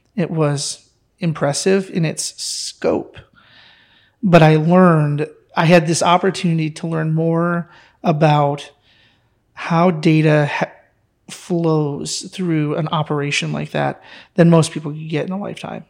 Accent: near Detroit, Michigan, United States; moved away; also born or lived in Texas; growing up near Detroit

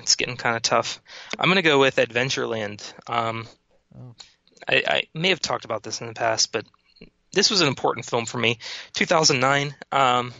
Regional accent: Pittsburgh, Pennsylvania, United States; I'm from Pittsburgh. Been from Pittsburgh almost my entire life

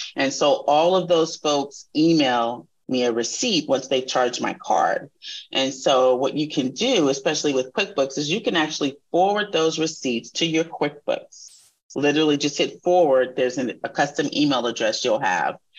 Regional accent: Texas, United States; moved away; also born or lived in California; this is a Texas girl talking

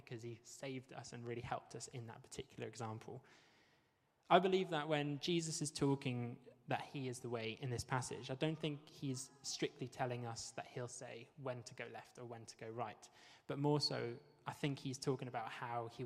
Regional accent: Wales, United Kingdom; moved away; also born or lived in Bristol, United Kingdom; I am Welsh, and I'm very proud to be Welsh

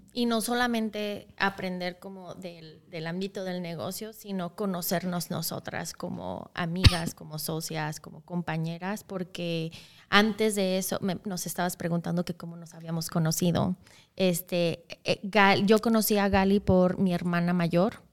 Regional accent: Mexico; now in Wisconsin, United States; soy mexicana de origen. Un poquito de mí, la mitad de mi vida he vivido en México y la mitad he vivido acá

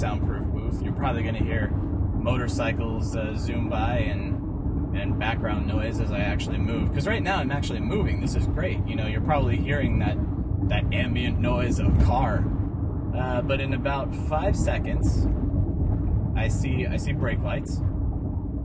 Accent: Colorado, United States; in Colorado when I was a wee little pup, I was probably like 8 or 9

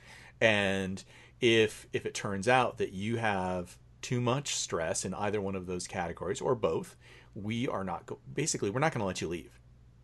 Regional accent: United States; as an American male

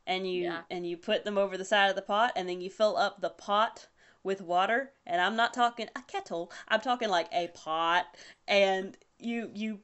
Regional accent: about an hour outside Savannah, Georgia, United States; accent: Southern; I'm from about an hour outside Savannah, Georgia

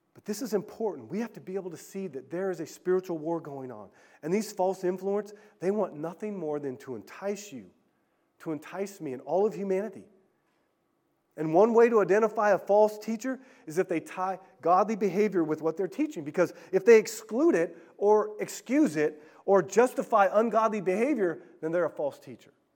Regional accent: California, United States; I grew up in California and went off to the Bay Area.

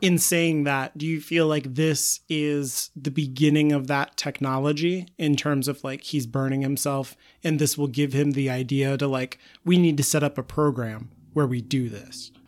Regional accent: United States; I was taught as an American.

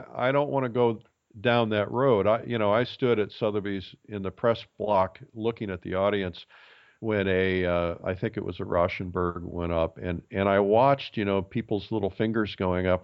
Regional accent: Fort Wayne, Indiana, United States; I grew up in Fort Wayne, Indiana

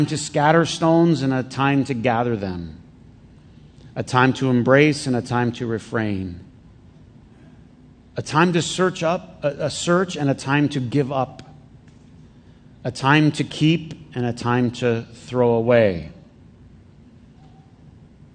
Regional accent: Flint, Michigan, United States; I grew up in Flint

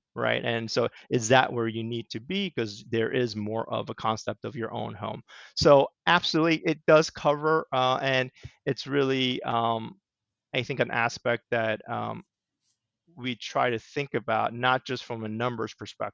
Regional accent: Southern California, United States; moved away as an adult; also born or lived in Washington, D.C. / New York City; now in Connecticut, United States; I grew up in Southern California.

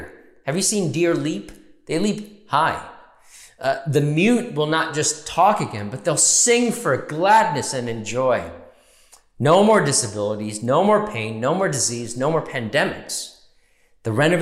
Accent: New York, United States; we're New Yorkers

